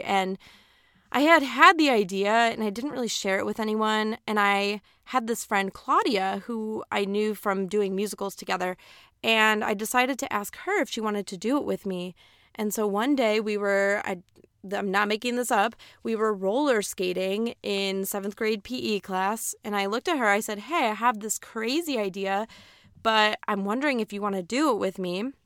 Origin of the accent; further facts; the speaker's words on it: Aurora, Illinois, United States; moved away as an adult; now in East Coast, United States; I was born and raised in Aurora, Illinois, woo, Midwest